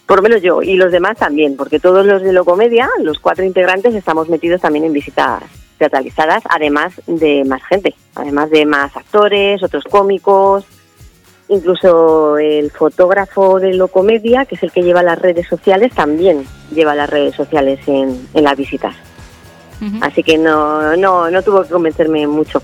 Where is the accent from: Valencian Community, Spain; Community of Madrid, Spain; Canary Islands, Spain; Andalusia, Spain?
Community of Madrid, Spain; Valdemoro; also born or lived in Alcorcón; yo soy de Valdemoro